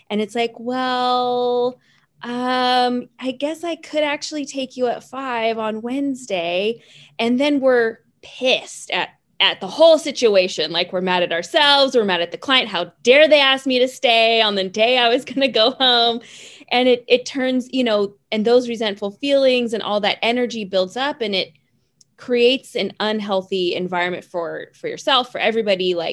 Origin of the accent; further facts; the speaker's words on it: the Bay Area, California, United States; also born or lived in Los Angeles; I originally started down in LA. I I'm from the Bay Area. I graduated from a Paul Mitchell School up here in San Francisco and then moved